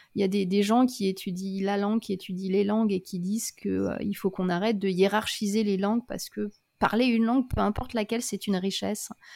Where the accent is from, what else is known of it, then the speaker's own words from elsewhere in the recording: France; moved away as an adult; now in Australia; en grandissant en France